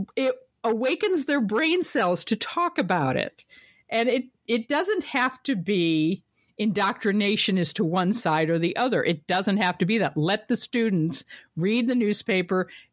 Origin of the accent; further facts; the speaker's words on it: Ohio, United States; I'm from Ohio